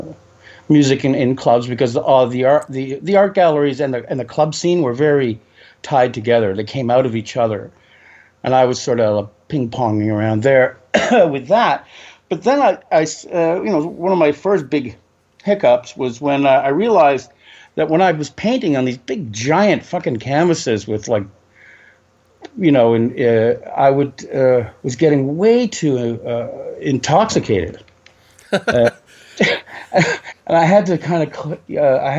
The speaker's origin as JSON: {"language": "English", "town": "Toronto", "region": "Ontario", "country": "Canada", "tie": "born or raised there", "said": "I was born in West End of Toronto."}